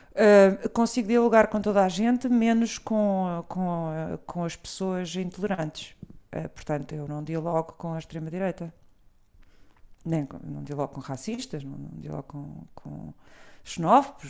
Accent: Portugal; also born or lived in Brazil / Lisbon; eu, eu não nasci cá, nasci no Brasil, mas vim muito pequena

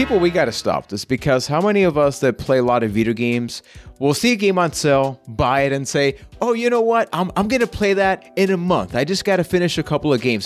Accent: San Juan, Puerto Rico; I am from San Juan, Puerto Rico

